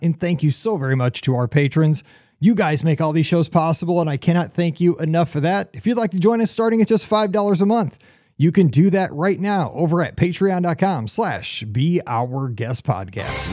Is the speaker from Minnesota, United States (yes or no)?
no; Missouri, United States; I'm from Missouri